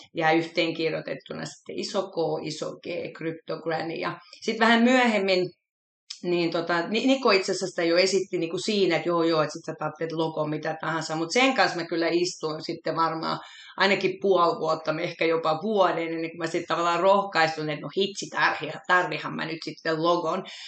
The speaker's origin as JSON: {"language": "Finnish", "town": "Helsinki", "region": "Uusimaa", "country": "Finland", "tie": "born or raised there", "said": "mä oon kotoisin Helsingistä, syntyperäinen, pikkuriikkisen ylpeäkin siitä, että jalkalainen stadilainen"}